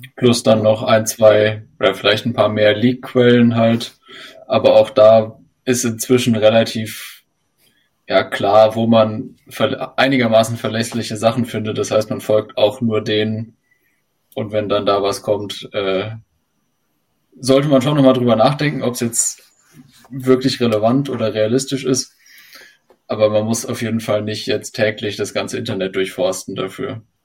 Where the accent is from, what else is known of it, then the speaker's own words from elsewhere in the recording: Hesse, Germany; ich komme auch aus Hessen und äh, wie Christoph, bin aber auch noch in Hessen, also äh, in Darmstadt